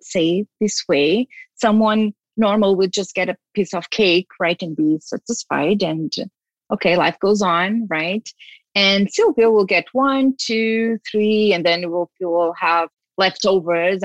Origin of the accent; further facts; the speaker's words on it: Portugal; I was born in Portugal.